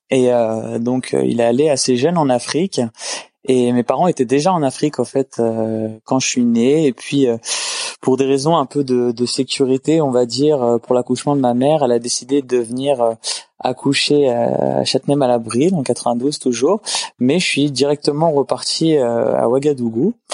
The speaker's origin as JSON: {"language": "French", "region": "Île-de-France", "country": "France", "lives_now": "Canada", "said": "Alors, euh, je suis d'origine française, la région parisienne, pour être précis."}